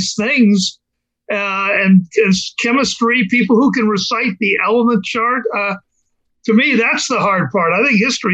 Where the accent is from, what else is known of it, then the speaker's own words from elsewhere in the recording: Washington, District of Columbia, United States; also born or lived in Maryland; now in Florida, United States; I grew up in Washington, D.C.